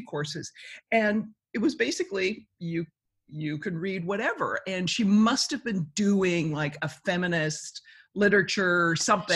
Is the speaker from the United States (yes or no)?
no; Canada; being Canadian